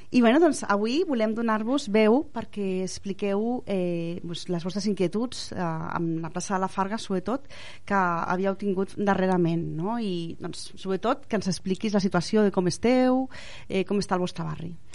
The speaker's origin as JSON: {"language": "Catalan", "town": "Barcelona", "region": "Catalonia", "country": "Spain", "said": "jo soc de, de Sant Martí"}